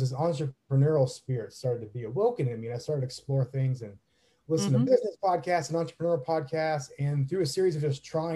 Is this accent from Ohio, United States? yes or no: yes; Northeast Ohio, United States; now in Tampa, United States; I'm from Northeast Ohio